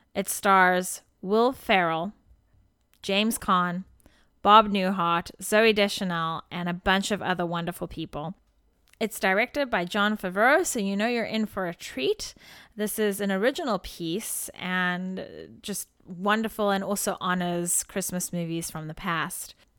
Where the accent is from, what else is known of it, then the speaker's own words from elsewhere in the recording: South Africa; As a South African living in South Africa